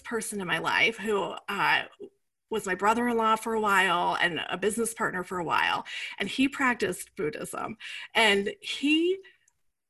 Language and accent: English; Iowa, United States; moved away; also born or lived in New York City; I grew up in the Midwest. I grew up in Iowa. I grew up in a small town